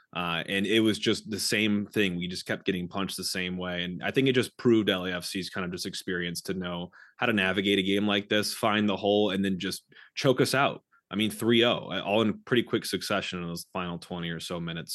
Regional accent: St. Louis, Missouri, United States; also born or lived in Kansas City; growing up in Saint Louis, playing soccer

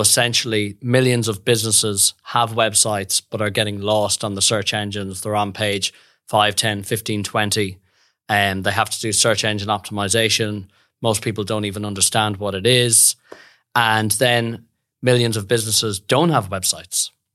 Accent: Westport, Connacht, Ireland; moved away as an adult; also born or lived in France / London; now in Perth, Australia; grew up in the west of Ireland, beautiful little town called Westport

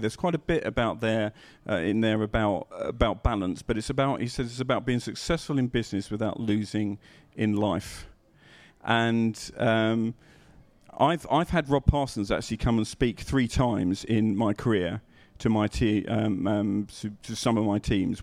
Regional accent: England, United Kingdom; being English

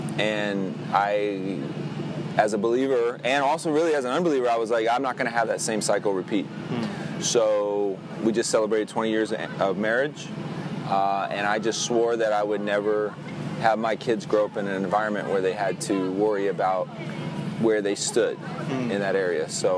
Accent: Miami, Florida, United States; born there; Yeah, I was born in Miami, June 26, 1975, Miami-Dade Hospital. And while I didn't necessarily grow up here, you know, I'd be here for Christmases and all the family functions.

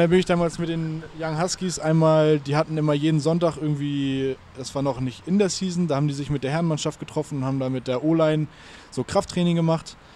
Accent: Lower Saxony, Germany; now in Hamburg, Germany; Ich komme ja ursprünglich aus der Lüneburger Heide ja. Also nicht weit weg von hier, aber ähm, ja, bin dann hier wegen der Arbeit hergezogen, auch wegen der Ausbildung.

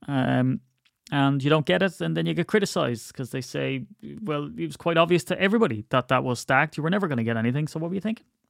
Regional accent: Ireland; I'm Irish

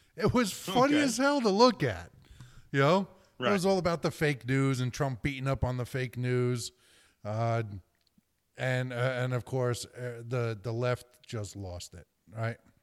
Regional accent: New Jersey, United States; my home state of New Jersey

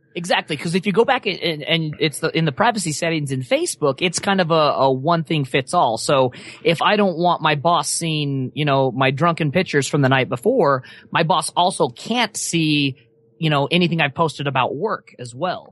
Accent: Wyoming, United States; moved away; I grew up in Wyoming

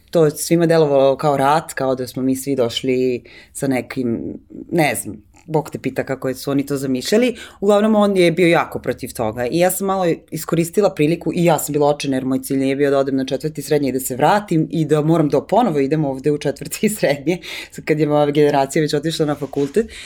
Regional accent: Serbia; moved away as an adult; also born or lived in New York; pa ja sam iz Srbije

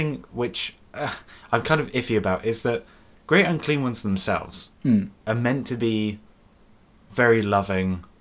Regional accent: England, United Kingdom; we're from England

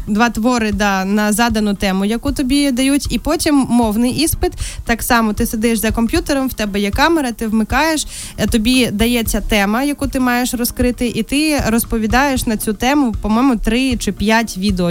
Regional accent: Krasnodar Krai, Russia; moved away as an adult; also born or lived in Kyiv, Ukraine; now in Ukraine; виїхала з Росії і приїхала е, жити в Україну вже в осознаному дорослому віці у 18 років

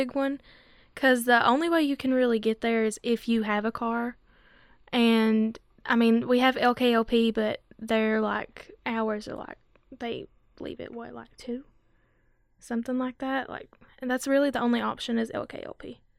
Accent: Letcher County, Kentucky, United States; I'm from Letcher County.

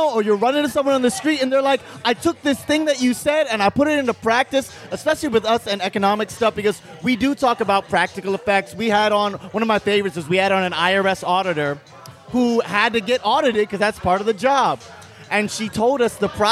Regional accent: U.S. Virgin Islands; moved away; I grew up in St. Croix in the U.S. Virgin Islands, and I came here to be an actor.

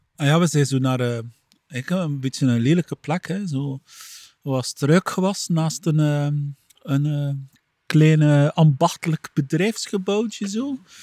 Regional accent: Flanders, Belgium

